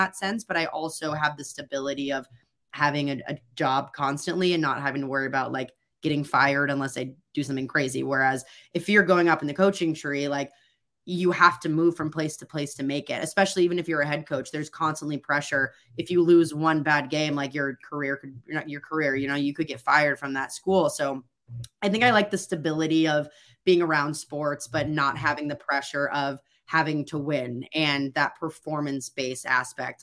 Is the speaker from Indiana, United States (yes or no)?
yes; Indiana, United States; I growing up in Indiana, I mean, it's a basketball hub. You know, I grew up in a basketball family.